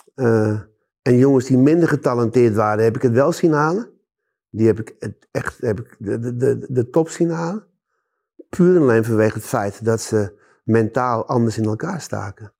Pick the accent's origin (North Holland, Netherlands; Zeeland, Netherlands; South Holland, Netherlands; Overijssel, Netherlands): North Holland, Netherlands; Amsterdam; ik ben in Amsterdam geboren.